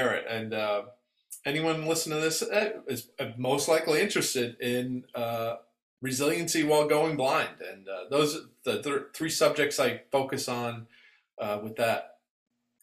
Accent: New York City, New York, United States; moved away as an adult; also born or lived in Vermont / Washington, D.C. area; now in Northern Virginia, United States; I'm originally from Brooklyn, New York

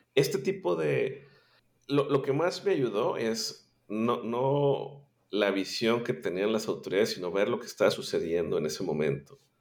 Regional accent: Monterrey, Nuevo León, Mexico; born or raised there

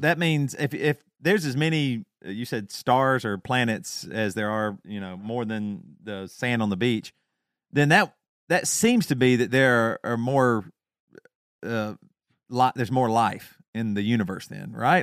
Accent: the South, United States; accent: Southern; my Southern accent

